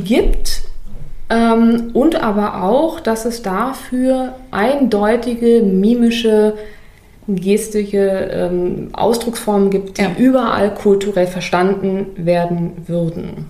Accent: Berlin, Germany; bei uns in Berlin

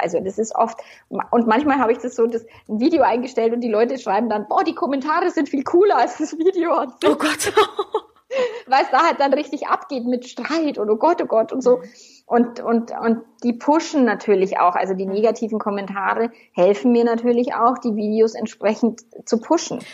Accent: Bavaria, Germany; accent: Bavarian; ich darf einmal wirklich bayerisch

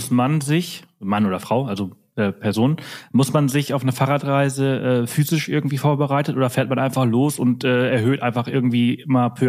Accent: Munich, Bavaria, Germany; now in Brandenburg an der Havel, Germany; Ist natürlich auch ein bisschen schwer, äh, Lokalpatriotismus als Münchner in äh, Brandenburg an der Havel zu haben.

